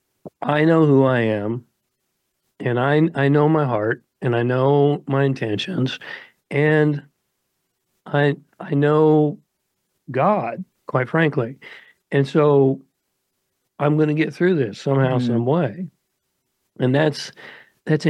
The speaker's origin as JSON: {"language": "English", "country": "United States", "tie": "born or raised there", "said": "I grew up in America."}